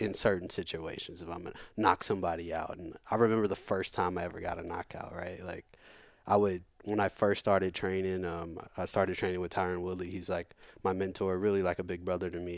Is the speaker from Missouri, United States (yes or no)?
yes; St. Louis, Missouri, United States; also born or lived in Virginia Beach, Virginia; I've I've been in St. Louis since I'm two, so so I'm from St. Louis.